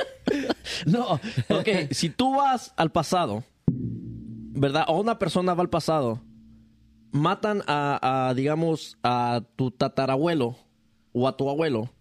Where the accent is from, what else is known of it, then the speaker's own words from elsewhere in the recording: Mexico; uno como, mexicano